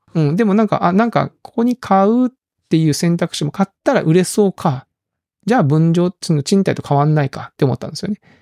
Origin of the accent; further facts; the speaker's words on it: Kagoshima, Japan; moved away; 今実際鹿児島の実家が、僕もいないし、弟もいないんですよね